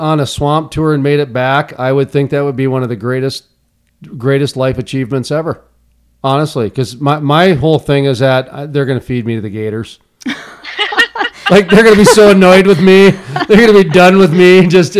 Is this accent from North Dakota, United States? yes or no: yes; Fargo, North Dakota, United States; I graduated in Fargo, okay? I'm from Fargo. I live in Fargo.